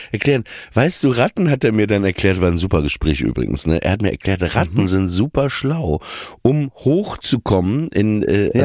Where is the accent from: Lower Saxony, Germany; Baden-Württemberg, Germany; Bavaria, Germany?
Lower Saxony, Germany; Papenburg; Ich komme ja aus Papenburg im Emsland